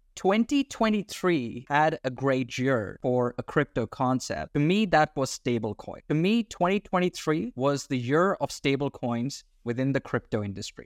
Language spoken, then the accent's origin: English; Australia; I'm Australian